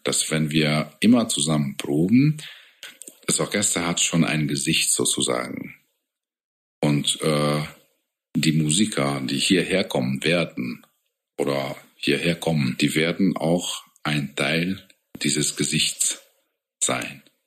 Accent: Hungary; German is a second language; moved away as an adult; now in Augsburg, Germany; bei uns halt in Ungarn

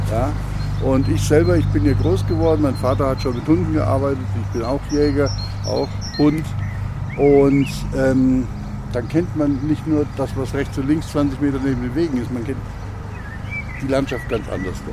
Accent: Cologne, North Rhine-Westphalia, Germany; ich komme aus Köln. Das, das haben wir mir nicht so, gell?

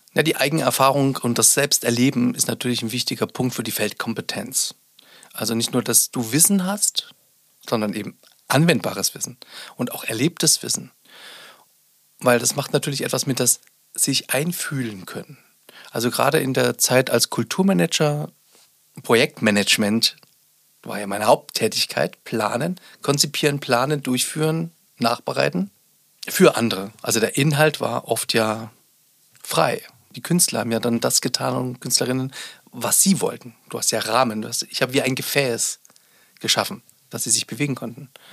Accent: Sonneberg, Thuringia, Germany; ich bin ja auch ein Kind des Ostens, also ich bin in Sonneberg geboren, war zwölf Jahre, nee, 13 Jahre war ich, als die Wende begann.

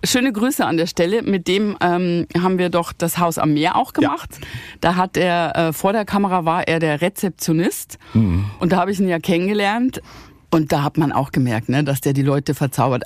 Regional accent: Bavaria, Germany; also born or lived in Rhineland

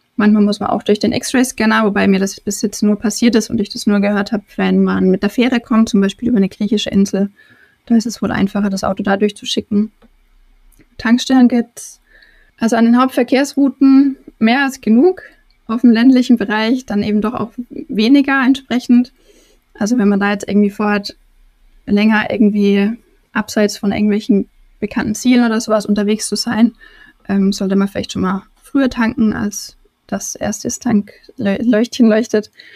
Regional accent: Germany; moved away; also born or lived in Turkey; ich deutsch wie ich bin

